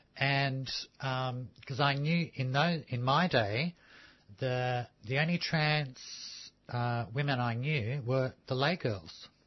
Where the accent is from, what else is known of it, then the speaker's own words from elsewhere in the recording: Melbourne, Victoria, Australia; also born or lived in Sydney; I grew up in the Fitzroy Housing Commission just down the road